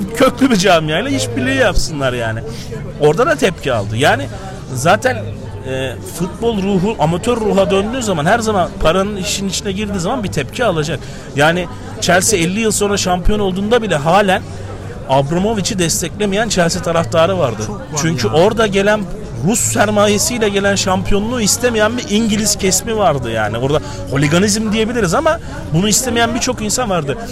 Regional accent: Istanbul, Turkey; Ben İstanbul doğumluyum

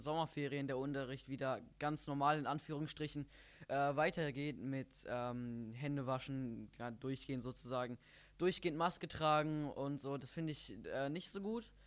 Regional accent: Bottrop, North Rhine-Westphalia, Germany; ich komme aus Bottrop-Fulmbrock

